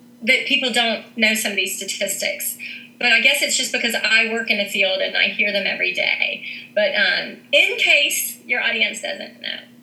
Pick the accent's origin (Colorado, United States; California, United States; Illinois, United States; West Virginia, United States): West Virginia, United States; Huntington; now in Morgantown, United States; I'm originally from Huntington, West Virginia, and I now live in Morgantown, West Virginia